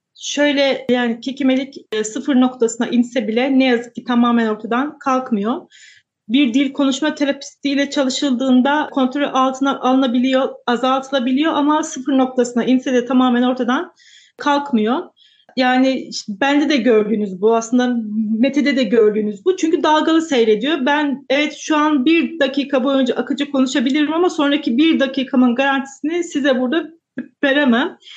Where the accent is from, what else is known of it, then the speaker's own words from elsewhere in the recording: Kayseri Province, Turkey; ben Kayseriliyim. Kayseri'de yaşıyorum.